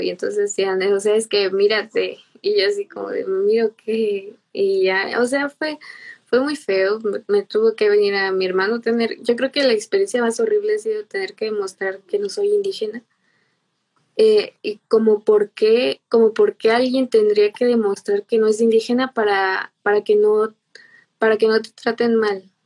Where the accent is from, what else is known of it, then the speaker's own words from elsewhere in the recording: Irapuato, Guanajuato, Mexico; yo soy de Irapuato, Guanajuato, eh, pues aquí nací